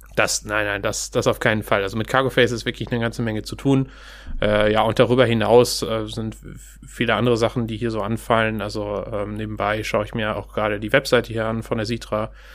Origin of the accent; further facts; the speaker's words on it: Steinhagen, North Rhine-Westphalia, Germany; moved away as an adult; also born or lived in Kiel / Stuttgart; now in Hamburg, Germany; ursprünglich komme ich aus Steinhagen bei Bielefeld